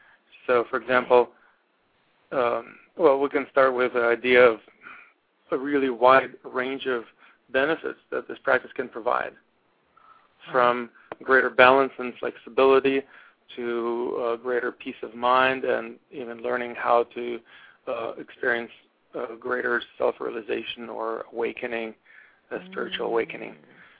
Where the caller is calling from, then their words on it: Portland, Oregon, United States; I'm calling from Portland, Oregon.